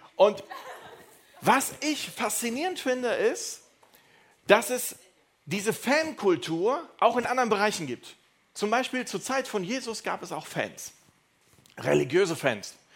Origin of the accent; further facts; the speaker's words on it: Neuss, North Rhine-Westphalia, Germany; ich komme aus, äh, aus Düsseldorf, aus Neuss